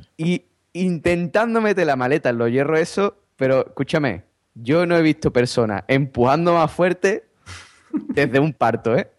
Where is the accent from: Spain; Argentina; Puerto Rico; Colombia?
Spain; como los españoles somos buena gente